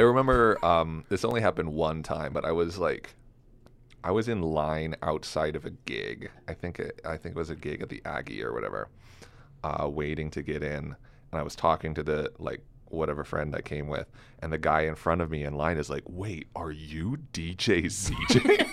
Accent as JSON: {"language": "English", "town": "Elizabeth", "region": "Colorado", "country": "United States", "tie": "born or raised there", "also_born_or_lived": "New York City", "lives_now": "Fort Collins, United States", "said": "I grew up in Elizabeth, Colorado"}